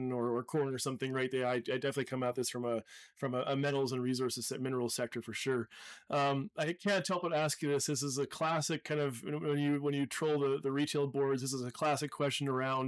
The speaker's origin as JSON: {"language": "English", "country": "Canada", "said": "as a Canadian"}